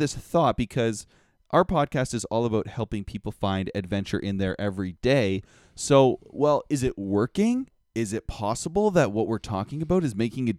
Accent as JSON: {"language": "English", "country": "Canada", "said": "see, we're Canadian, so we know about the world, unlike our American counterparts."}